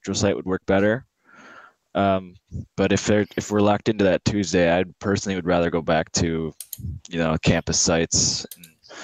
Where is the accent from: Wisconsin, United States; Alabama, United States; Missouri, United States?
Wisconsin, United States; Milwaukee; I grew up in the Milwaukee area